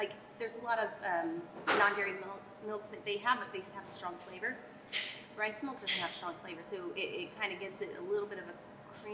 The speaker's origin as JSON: {"language": "English", "town": "Aubrey", "region": "Texas", "country": "United States", "tie": "born or raised there", "said": "so I grew up in Aubrey, moved away, and I came back"}